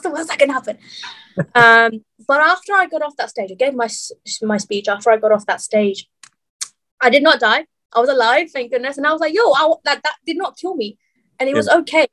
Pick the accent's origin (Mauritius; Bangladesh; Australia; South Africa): Bangladesh; moved away; I'm originally from Bangladesh